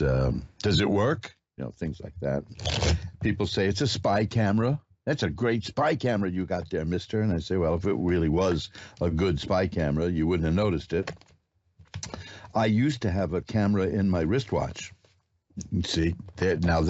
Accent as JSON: {"language": "English", "town": "New York City", "region": "New York", "country": "United States", "tie": "born or raised there", "said": "And I'm a native"}